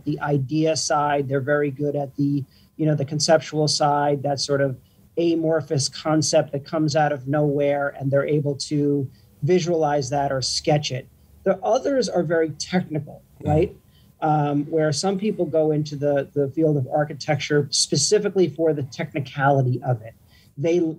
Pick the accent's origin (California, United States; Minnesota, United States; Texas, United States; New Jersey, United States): New Jersey, United States; living in the suburbs where I grew up in New Jersey